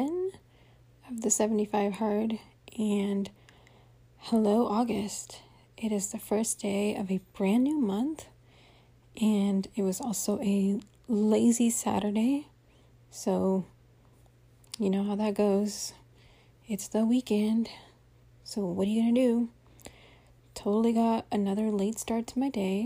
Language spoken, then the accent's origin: English; Central Valley of California, United States; moved away; I grew up in the Central Valley of California